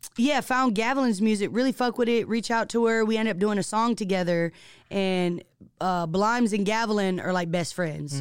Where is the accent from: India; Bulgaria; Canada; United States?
United States; Seattle, Washington; being born and raised in Seattle, and actually being from Seattle, like, the central district